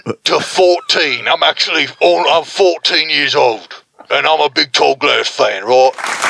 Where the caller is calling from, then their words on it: France; Hello, I am also calling from France. I work in the baguette factory.